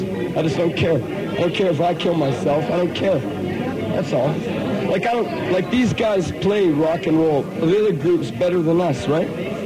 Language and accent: English; Toronto, Ontario, Canada; We're from Cabbage Town and we're broke